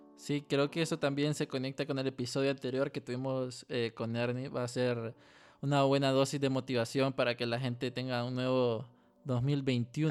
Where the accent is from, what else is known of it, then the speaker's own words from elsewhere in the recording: Honduras; como muchos hondureños